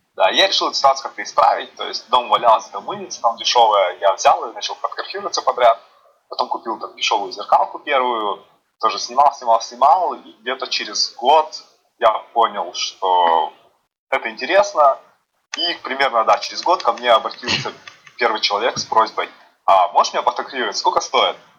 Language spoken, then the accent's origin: Russian; Yuzhno-Sakhalinsk, Sakhalin Oblast, Russia; moved away as an adult; now in Moscow, Russia; Я сам с города Южно-Сахалинска, Сахалинской области